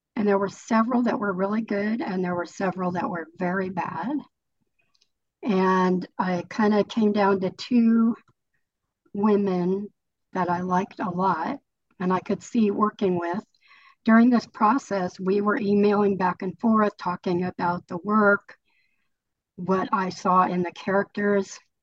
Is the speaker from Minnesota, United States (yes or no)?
no; California, United States; moved away as an adult; also born or lived in Colorado; I was living in Colorado, but I grew up in California and I'm living back in California now.